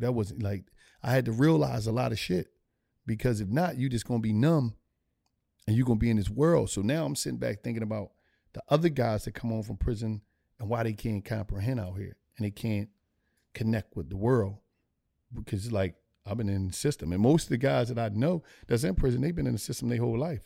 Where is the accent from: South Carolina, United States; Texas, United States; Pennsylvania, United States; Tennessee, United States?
Pennsylvania, United States; Philadelphia; I grew up in Philadelphia, uh, Pennsylvania